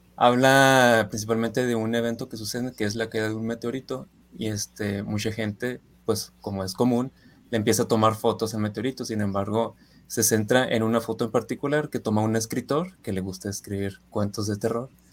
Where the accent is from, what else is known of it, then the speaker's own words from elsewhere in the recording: Ciudad Juárez, Chihuahua, Mexico; moved away as an adult; now in Guadalajara, Mexico; soy de Ciudad Juárez